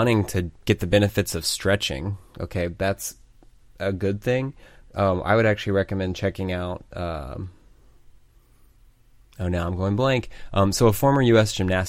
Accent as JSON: {"language": "English", "region": "Michigan", "country": "United States", "said": "I'm from Michigan."}